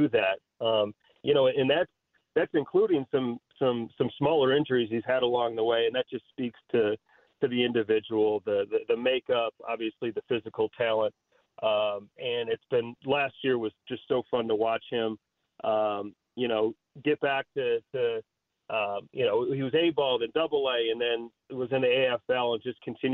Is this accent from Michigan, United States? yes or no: yes; Grosse Pointe, Michigan, United States; moved away as an adult; now in Chicago, United States; getting back to my hometown